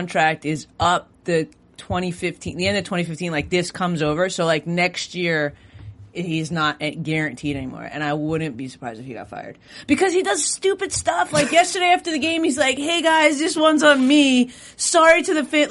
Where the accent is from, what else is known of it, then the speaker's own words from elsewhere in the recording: Long Island, New York, United States; now in Los Angeles, United States; I'm from Long Island